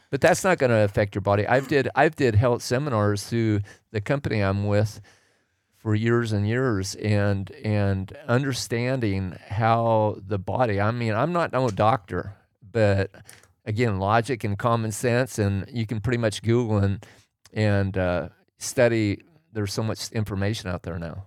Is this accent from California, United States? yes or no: no; Oregon, United States; I grew up in Oregon